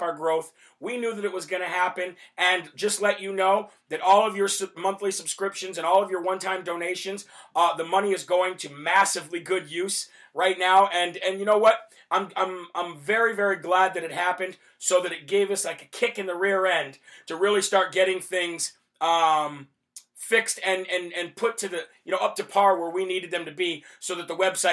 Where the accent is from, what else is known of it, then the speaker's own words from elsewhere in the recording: Illinois, United States; my home state of Illinois